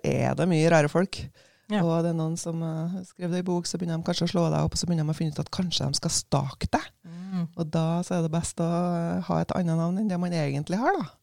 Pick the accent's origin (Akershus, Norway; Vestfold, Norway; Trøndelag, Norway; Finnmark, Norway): Trøndelag, Norway; Levanger; moved away as an adult; also born or lived in Bergen, Norway / Savannah, Georgia, United States; jeg var født og oppvokst på Levanger, men uh, da jeg var 18, så flytta jeg på meg